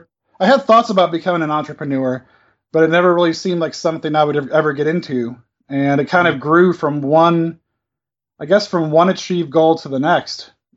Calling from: Aiken, South Carolina, United States; I'm calling from Aiken, South Carolina in the United States.

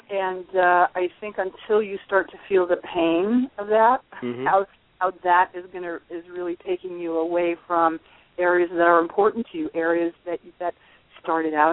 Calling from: New York, United States; I'm in the Catskill Mountains.

